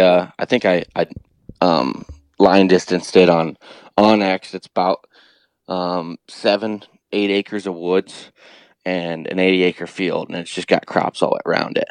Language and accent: English; Ohio, United States; I grew up here in Ohio